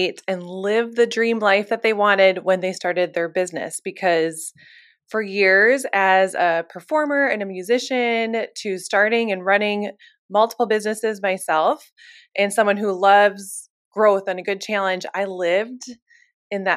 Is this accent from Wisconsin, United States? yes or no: no; Fargo, North Dakota, United States; moved away as an adult; also born or lived in Nashville, Tennessee; now in Minneapolis, United States; I am originally from North Dakota. I grew up in Fargo, North Dakota my whole life. But the minute I turned 18, I was out of there.